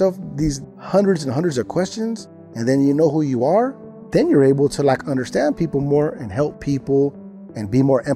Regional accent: California, United States; I'm from California

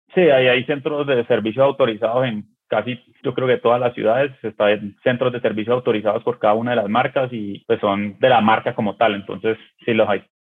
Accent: Colombia; Yo que soy colombiano

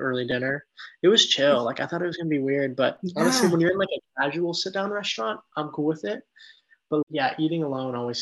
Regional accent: San Diego, California, United States; moved away as an adult; also born or lived in San Luis Obispo, California; now in United Kingdom; I was born in San Diego, raised there, lived there for my entire childhood

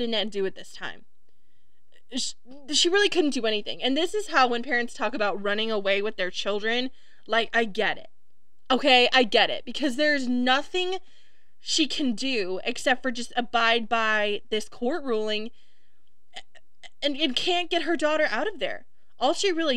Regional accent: Wisconsin, United States; my home state of Wisconsin

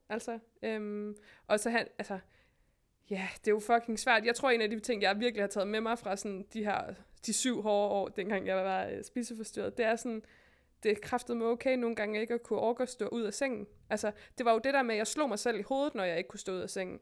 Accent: West Jutland, Denmark; also born or lived in Berlin; now in Copenhagen, Denmark; jeg er jo fra Vestjylland

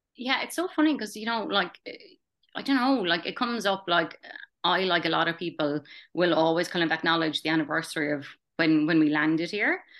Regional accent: Tralee, Munster, Ireland; moved away as an adult; also born or lived in Stanthorpe, Australia; now in Brisbane, Australia; I immigrated from Tralee County, Kerry, thirteen years ago now.

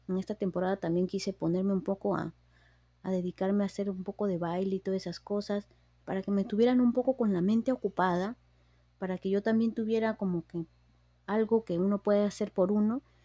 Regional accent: Peru; now in United States; yo soy de Perú, eh, vine aquí a Estados Unidos

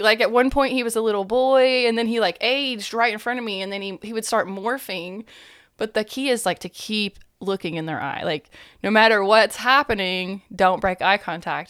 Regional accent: East Tennessee, United States; I was raised more around Christianity because, you know, East Tennessee.

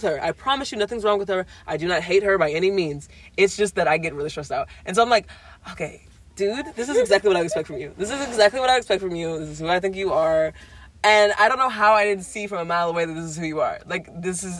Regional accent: Louisiana, United States; moved away; I was from Louisiana

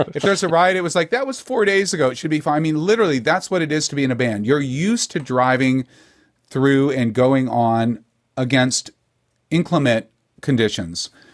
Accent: Texas, United States; being a Texan

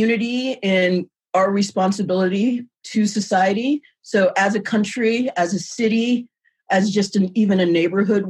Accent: Warren, Ohio, United States; I was raised in Warren, Ohio

